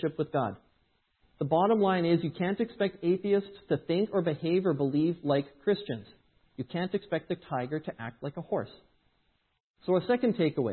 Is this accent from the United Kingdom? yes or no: no; Edmonton, Alberta, Canada; moved away; I grew up in Edmonton